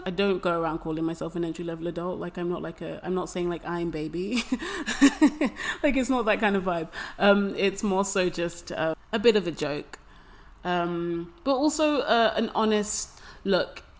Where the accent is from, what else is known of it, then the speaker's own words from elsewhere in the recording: London, United Kingdom; moved away as an adult; now in Taipei, Taiwan; I'm 25 and I am from London. I live in Taipei